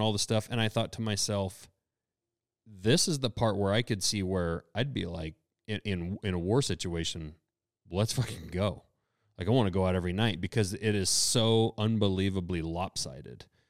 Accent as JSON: {"language": "English", "country": "United States", "said": "we're from America"}